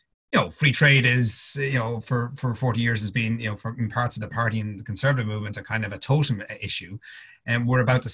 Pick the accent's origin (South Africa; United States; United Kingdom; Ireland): Ireland; being Irish